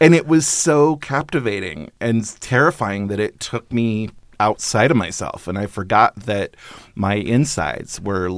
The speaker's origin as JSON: {"language": "English", "town": "Paradise", "region": "California", "country": "United States", "tie": "born there", "also_born_or_lived": "Alaska", "said": "A little bit, yeah. I was on and off in Alaska for a while. I was born in Northern California in Paradise, actually"}